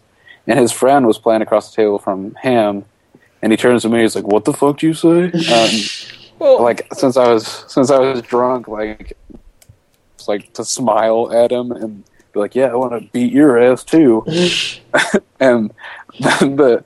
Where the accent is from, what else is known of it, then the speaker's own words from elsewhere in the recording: St. Louis, Missouri, United States; We're from St. Louis